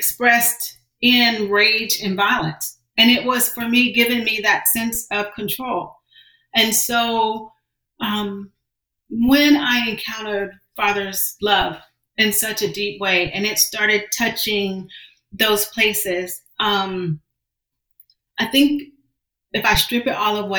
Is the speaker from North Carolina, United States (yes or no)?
yes; Johnston County, North Carolina, United States; also born or lived in Washington, D.C.; I was born in Washington, D.C., but I'm a product of North Carolina. I was raised in Johnston County, just outside of Raleigh